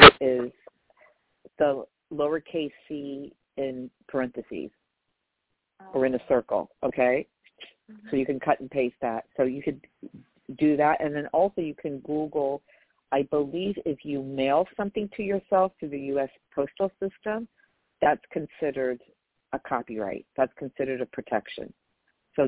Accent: New York, United States; I'm from New York

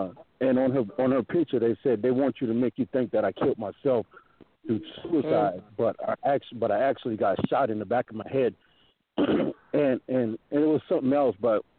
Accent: Parris Island, South Carolina, United States; I grew up in Parris Island, so I grew up on a Marine base.

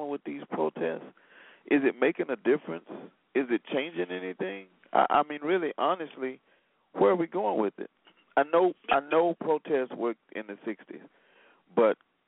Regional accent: Selma, Alabama, United States; I grew up in Selma

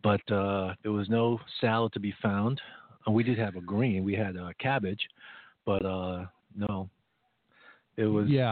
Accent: United States; As an American

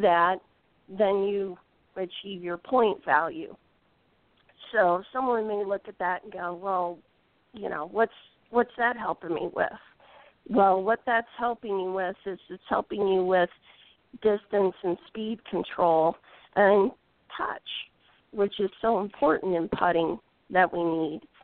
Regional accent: Indiana, United States; I'm from Indiana

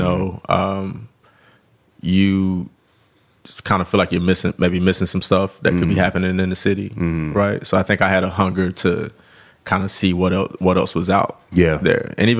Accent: the South, United States; Even though I was growing up in the South, I was the kid that always had like Northern hip hop in my CD book

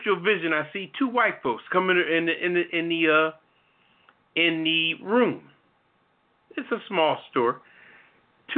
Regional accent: Philadelphia, Pennsylvania, United States; moved away; I'm originally from Philly. I could have brought out the West Philly on the whole scene

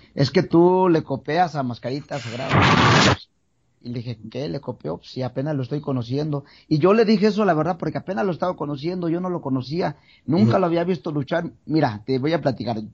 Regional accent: San Pedro Tlaquepaque, Jalisco, Mexico; yo vengo de Guadalajara, Jalisco, eh, bueno, de, San Pedro Tlaquepaque

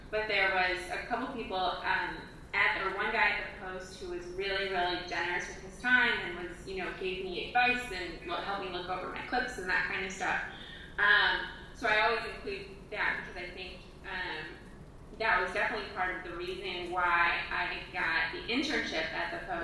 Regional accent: Midwest, United States; growing up in the Midwest, that's how we roll.

